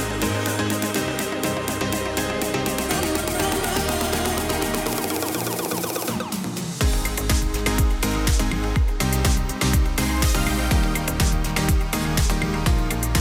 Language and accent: English; New York, United States; I'm from New York